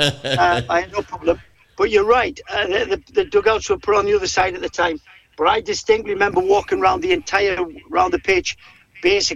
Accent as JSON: {"language": "English", "area": "Geordie", "region": "North East England", "country": "United Kingdom", "said": "I am a Geordie"}